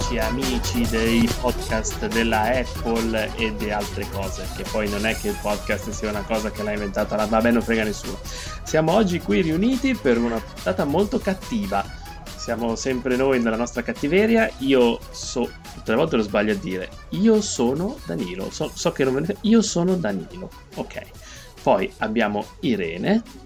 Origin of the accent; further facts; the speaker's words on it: Liguria, Italy; io da buon ligure